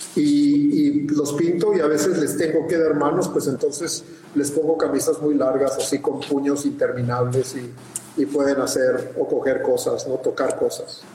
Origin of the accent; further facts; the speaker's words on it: Mexicali, Baja California, Mexico; de Mexicali, de donde yo soy